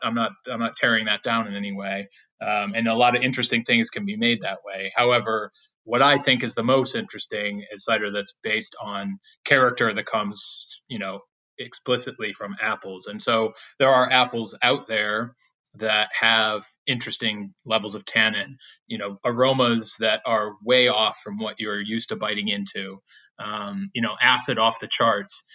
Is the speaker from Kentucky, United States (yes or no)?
no; Williamson, New York, United States; now in Walden, United States; my hometown is a little place called Williamson, New York.